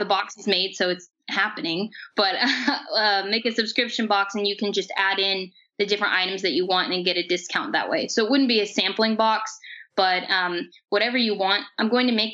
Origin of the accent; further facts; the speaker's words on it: Bedford, Indiana, United States; here in my hometown of Bedford.